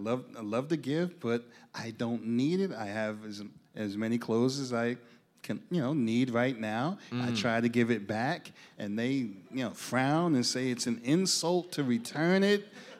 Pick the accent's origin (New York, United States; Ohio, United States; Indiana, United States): New York, United States; New York City; I'm from Brooklyn.